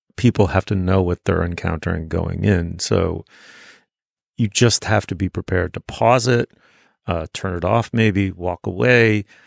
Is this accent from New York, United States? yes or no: yes; New York City, New York, United States; Even though I was growing up in New York City, I was growing up in a starchy, waspy, in its own weird way, provincial corner of it